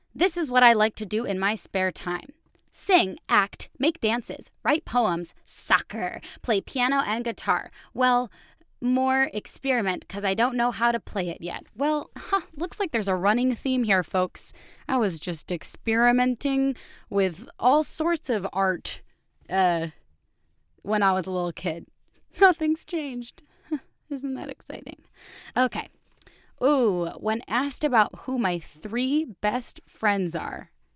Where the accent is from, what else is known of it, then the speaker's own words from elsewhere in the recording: Connecticut, United States; also born or lived in Chicago; now in New York, United States; I grew up in Connecticut.